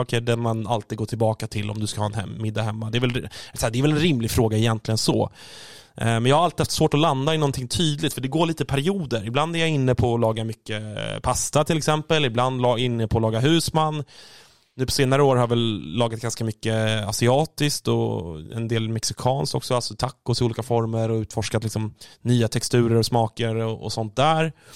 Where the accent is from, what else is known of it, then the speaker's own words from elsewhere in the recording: Stockholm, Stockholm County, Sweden; som stockholmare själv